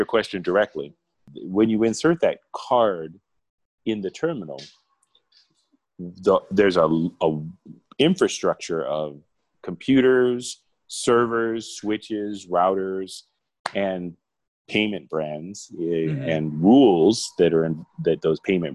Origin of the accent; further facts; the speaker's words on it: Arizona, United States; moved away as an adult; now in Mexico; I was born in Arizona